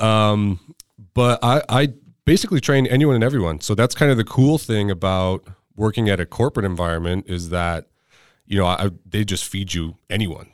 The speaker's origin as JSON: {"language": "English", "area": "Orange County", "region": "California", "country": "United States", "tie": "born or raised there", "also_born_or_lived": "Ventura County, California", "said": "I spent my childhood in Orange County"}